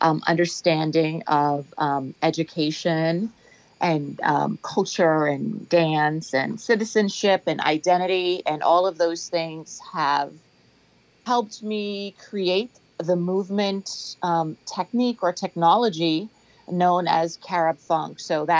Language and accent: English; Nassau, New Providence, Bahamas; moved away as an adult; also born or lived in Freeport, Bahamas; now in Fort Lauderdale, United States; I am in sunny South Florida, originally from Freeport, and I grew up in Nassau. I finished high school in the Bahamas. I started school in the Bahamas and finished in the Bahamas.